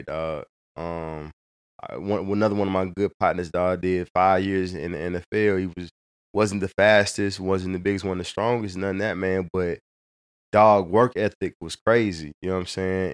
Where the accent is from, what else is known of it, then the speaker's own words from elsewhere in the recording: Hazelwood, Missouri, United States; I grew up in North County, in Hazelwood